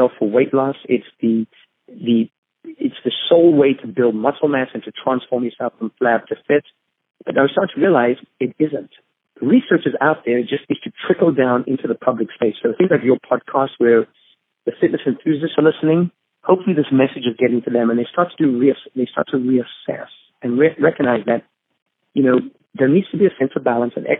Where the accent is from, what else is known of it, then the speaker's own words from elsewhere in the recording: Zambia; now in United States; I grew up in Zambia, in Africa, is where I was born and raised.